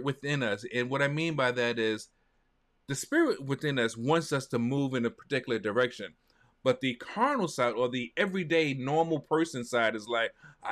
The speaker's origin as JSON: {"language": "English", "town": "New York City", "region": "New York", "country": "United States", "said": "I'm a New Yorker. And in New York, we've got the Village Voice"}